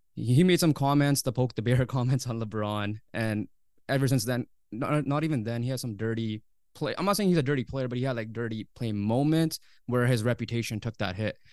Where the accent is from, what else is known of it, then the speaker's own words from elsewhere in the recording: Canada; As a Canadian fan